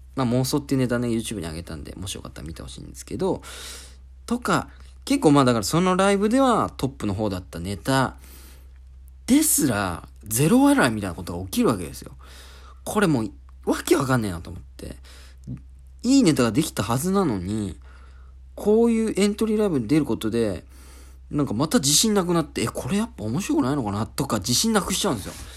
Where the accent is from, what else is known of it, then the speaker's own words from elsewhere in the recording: Oita, Japan; moved away; 俺、大分県出身